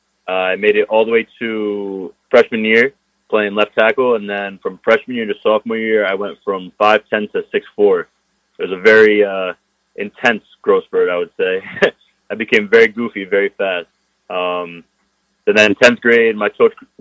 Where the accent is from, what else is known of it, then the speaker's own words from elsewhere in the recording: Brewster, New York, United States; also born or lived in Westchester County, New York; I was born in Hudson Valley Hospital, Westchester County, and I was raised in Brewster